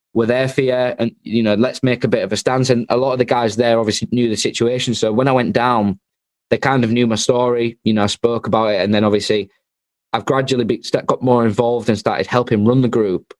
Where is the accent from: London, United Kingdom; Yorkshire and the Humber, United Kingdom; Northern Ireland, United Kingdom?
Yorkshire and the Humber, United Kingdom; Hull; I'm from Hull